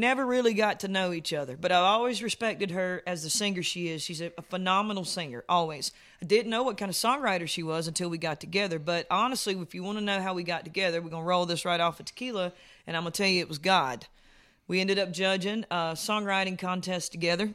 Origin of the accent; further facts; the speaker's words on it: South Carolina, United States; moved away; I'm from South Carolina, so we've got tons and tons of, like, urban music there